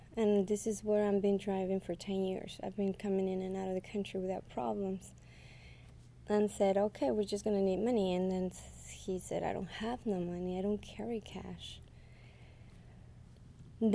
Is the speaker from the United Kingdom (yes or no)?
no; Mexico; now in United States; I live here in the U.S. I'm originally from Mexico.